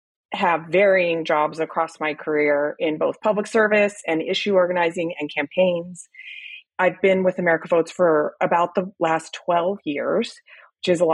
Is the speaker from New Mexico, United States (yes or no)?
yes; New Mexico, United States; I'm originally from New Mexico, and I grew up kind of exposed to politics my whole life